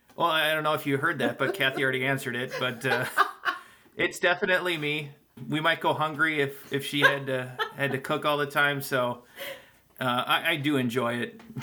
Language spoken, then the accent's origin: English; Green Bay, Wisconsin, United States; I'm from Green Bay, Wisconsin